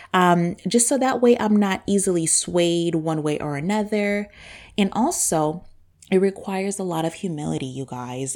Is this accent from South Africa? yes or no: no; Zambia; born or raised there; accent: super deep accent; first language Bemba; English is a second language; now in United States